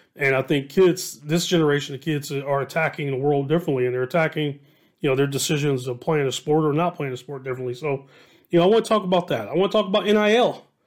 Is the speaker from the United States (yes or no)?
yes; Dayton, Ohio, United States; I'm from Southwest Ohio, born and raised